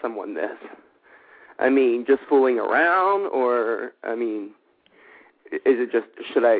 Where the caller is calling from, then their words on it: Los Angeles, California, United States; I'm calling from Hollywood, California as well.